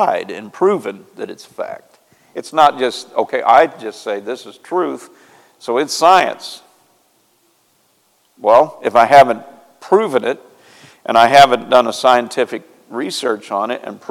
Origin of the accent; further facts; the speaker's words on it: near Marshfield, Missouri, United States; moved away; I know exactly where that's at. Close to my hometown